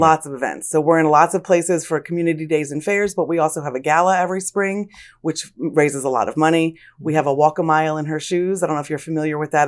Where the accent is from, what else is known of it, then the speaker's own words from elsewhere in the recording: Lansdale, Pennsylvania, United States; I was born and raised in Lansdale